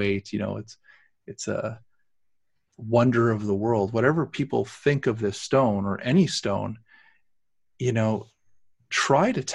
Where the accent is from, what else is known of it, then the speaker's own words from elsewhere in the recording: Canada; we're Canadians